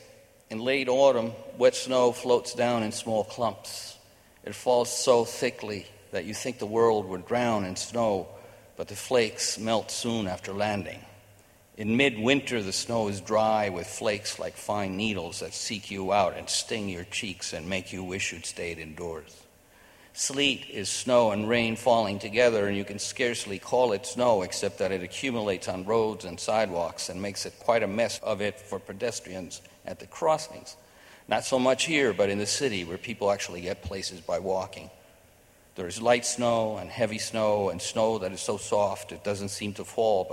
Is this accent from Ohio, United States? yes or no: no; New York, United States; So I, you know, I grew up in New York.